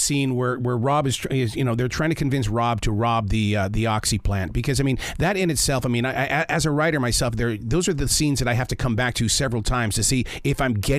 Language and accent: English; Montana, United States; now in the Carolinas, United States; I grew up in Montana, and drugs up there are a part of the agriculture. And I'm here in the Carolinas now